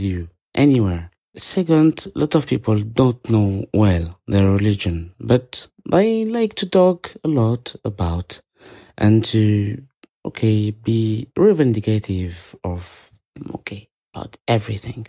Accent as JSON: {"language": "English", "country": "France", "second_language": "English", "said": "I'm Muslim and I am from France"}